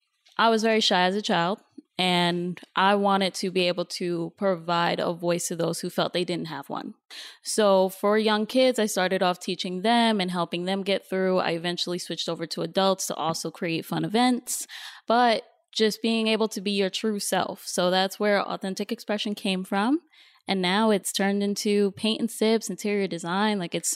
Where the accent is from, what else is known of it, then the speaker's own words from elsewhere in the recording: New York, United States; now in Los Angeles, United States; Like you mentioned, I am from New York, so I just moved to LA about 3 months ago.